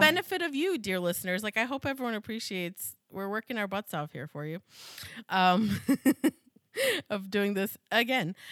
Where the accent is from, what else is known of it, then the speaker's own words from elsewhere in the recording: United States; as an American